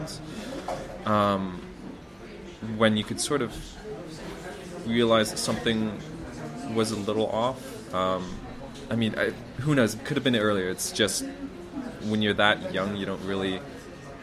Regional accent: Canada; moved away as an adult; also born or lived in Hungary / China / Netherlands; now in Poland; I am from Canada.

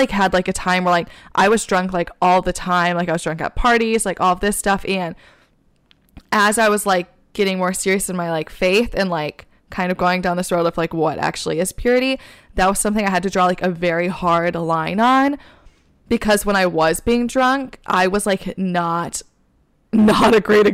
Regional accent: Michigan, United States; accent: Michigan; now in New York, United States; my Michigan accent

